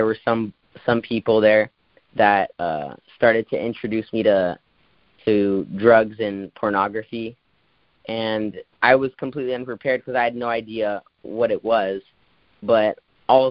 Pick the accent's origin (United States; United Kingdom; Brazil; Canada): Brazil; moved away; we're from Brazil